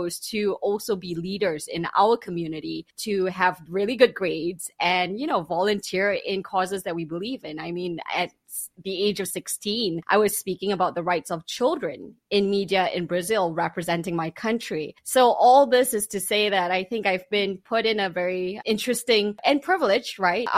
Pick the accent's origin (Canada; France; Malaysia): Malaysia; I grew up in Malaysia, Muslim majority Malaysia